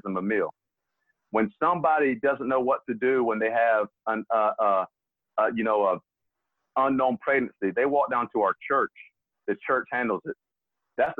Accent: Baker County, Florida, United States; now in Alabama, United States; a lot of my upbringing is that I have realized in Baker County, Florida, and that it was a unique upbringing

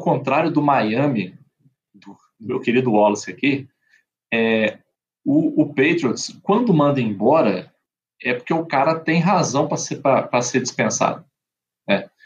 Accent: Brazil; como brasileiro

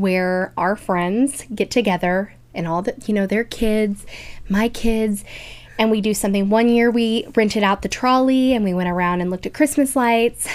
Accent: Kansas City, United States; we're from Kansas City.

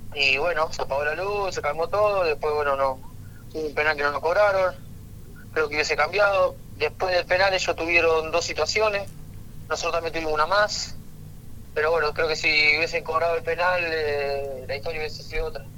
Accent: Argentina; como todo argentino

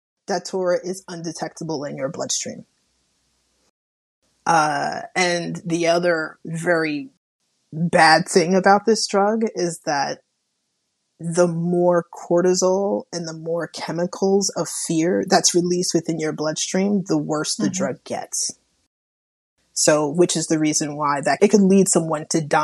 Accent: Long Island, New York, United States; moved away; also born or lived in Las Vegas, Nevada; I'm originally from Long Island, New York, so by way of Las Vegas, Nevada

